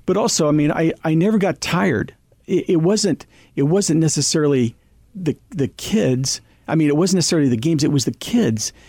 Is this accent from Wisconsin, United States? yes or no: no; Girard, Kansas, United States; a young kid growing up in Little Town of Gerard, Kansas, because it was a great place to be raised